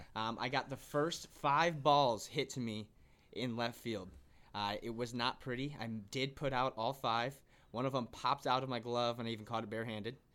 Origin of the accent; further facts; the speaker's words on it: Bloomington, Illinois, United States; also born or lived in Decatur, Illinois; I'm originally from Bloomington, Illinois, uh, where I played